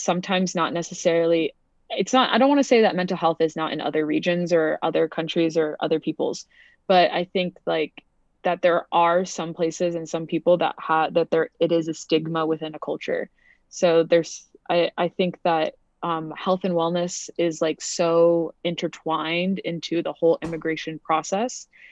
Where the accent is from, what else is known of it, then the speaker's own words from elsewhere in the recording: Montana, United States; also born or lived in United Kingdom / Canada / Connecticut; I grew up, like, in Montana